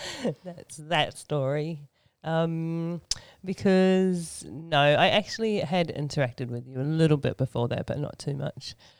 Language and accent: English; Sydney, New South Wales, Australia; accent: Aussie; moved away as an adult; also born or lived in New Zealand; now in Auckland, New Zealand; I was born and raised in Sydney, Australia, and um, lived there for um, most of my life